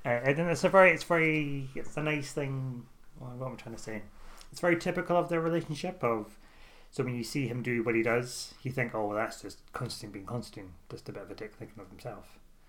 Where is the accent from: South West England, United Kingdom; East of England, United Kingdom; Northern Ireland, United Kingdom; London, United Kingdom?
London, United Kingdom; I'm from London. I'm calling from London at the minute.